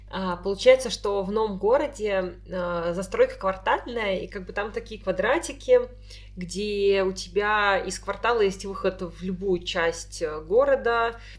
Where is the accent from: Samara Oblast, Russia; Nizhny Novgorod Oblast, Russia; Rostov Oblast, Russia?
Samara Oblast, Russia; Tolyatti; Ну что, мой я не коренная москвичка. Не всем дано. И не коренная петербурженка. Да. Я волжанка, как минералка.